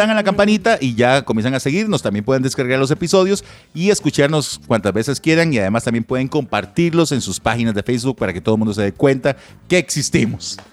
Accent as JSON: {"language": "Spanish", "town": "Moravia", "region": "San José", "country": "Costa Rica", "said": "yo soy de Moravia"}